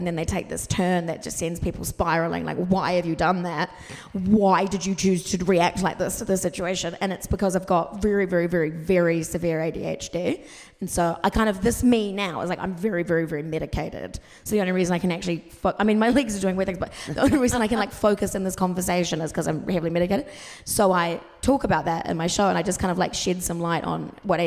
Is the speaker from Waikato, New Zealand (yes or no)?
no; Wellington, New Zealand; I'm from Wellington.